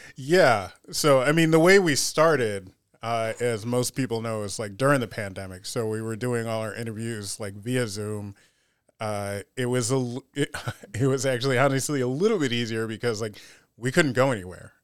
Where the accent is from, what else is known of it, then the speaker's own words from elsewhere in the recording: United States; also born or lived in Panama / Rochester, New York; I'm just American, black, and Panamanian